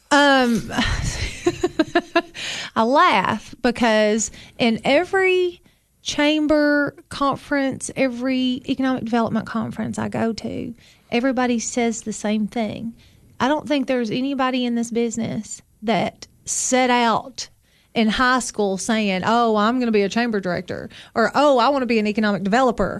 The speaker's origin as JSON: {"language": "English", "town": "Sparta", "region": "Tennessee", "country": "United States", "tie": "born or raised there", "also_born_or_lived": "Overton County, Tennessee", "said": "I grew up in Sparta"}